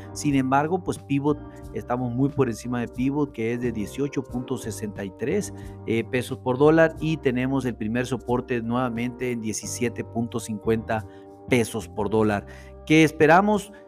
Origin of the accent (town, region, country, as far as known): Mexico